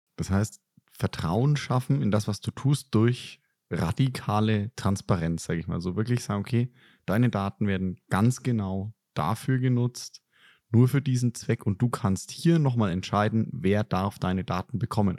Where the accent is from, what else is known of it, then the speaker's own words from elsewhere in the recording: Germany; als Deutsche